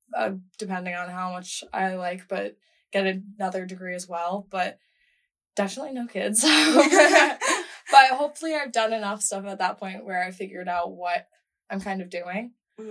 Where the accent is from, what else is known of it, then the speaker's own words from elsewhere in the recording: Rhode Island, United States; moved away as an adult; now in Washington, D.C., United States; I'm from Rhode Island, so super small state